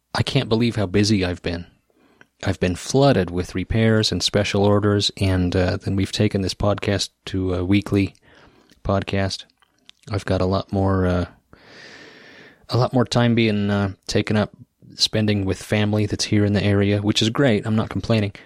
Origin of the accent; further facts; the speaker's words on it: Idaho Falls, Idaho, United States; there was one in my hometown of Idaho Falls, Idaho